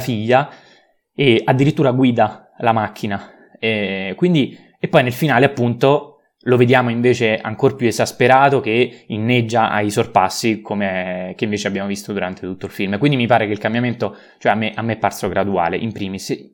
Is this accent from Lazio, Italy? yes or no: yes; Rome, Lazio, Italy; da romano